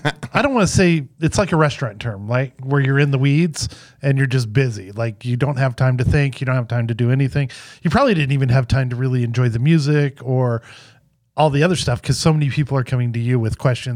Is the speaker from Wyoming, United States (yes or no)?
yes; Cody, Wyoming, United States; also born or lived in Arizona; now in Phoenix, United States; I'm from Cody, Wyoming